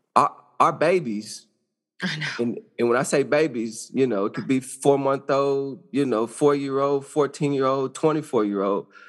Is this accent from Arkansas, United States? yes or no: yes; Arkansas, United States; I grew up in Arkansas, small town.